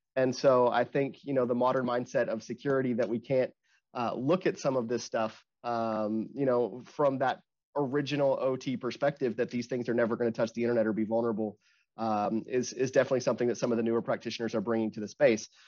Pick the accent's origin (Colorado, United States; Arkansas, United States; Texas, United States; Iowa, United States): Arkansas, United States; I'm from Arkansas